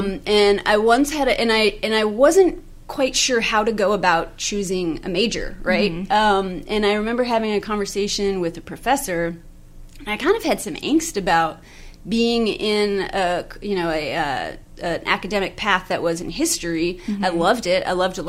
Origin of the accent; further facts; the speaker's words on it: Alaska, United States; from that region, probably about an hour outside of Anchorage. So, so I grew up in Christian school